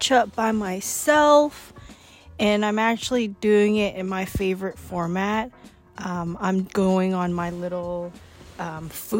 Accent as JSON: {"language": "English", "town": "Steveston", "region": "British Columbia", "country": "Canada", "tie": "born or raised there", "said": "my hometown, which is Steveston"}